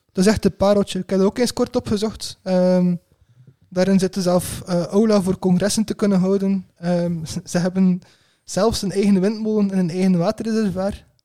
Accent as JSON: {"language": "Dutch", "country": "Belgium", "said": "als Belg"}